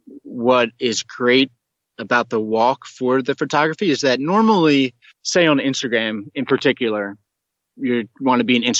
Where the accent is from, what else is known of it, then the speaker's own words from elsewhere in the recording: United States; I'm an American, maybe the only American they've ever seen